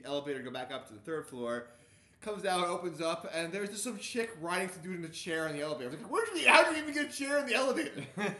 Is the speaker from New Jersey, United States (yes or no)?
yes; New Jersey, United States; now in Baltimore, United States; "I'm from New Jersey!"